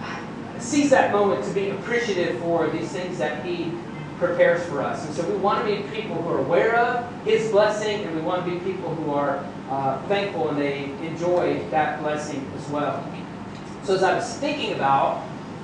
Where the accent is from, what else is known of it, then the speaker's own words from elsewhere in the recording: United States; as an American